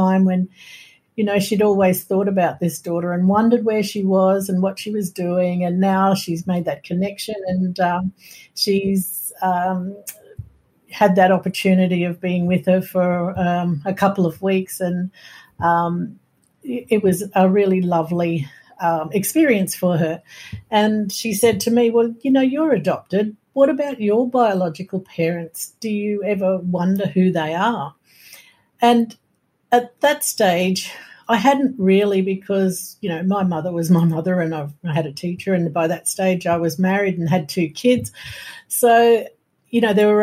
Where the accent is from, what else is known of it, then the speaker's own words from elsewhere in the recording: Brisbane, Queensland, Australia; I knew I was born in Brisbane because that's where I was brought up.